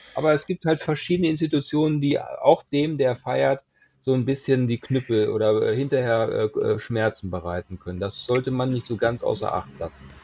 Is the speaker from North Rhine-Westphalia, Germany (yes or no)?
no; Hanover, Lower Saxony, Germany; komme aus dem äh, Hannover, habe deshalb auch keinen Dialekt